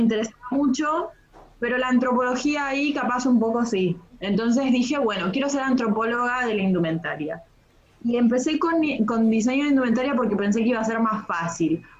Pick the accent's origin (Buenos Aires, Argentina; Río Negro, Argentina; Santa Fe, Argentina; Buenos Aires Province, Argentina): Río Negro, Argentina; Bariloche; Imagínate que yo soy del sur, yo soy de Bariloche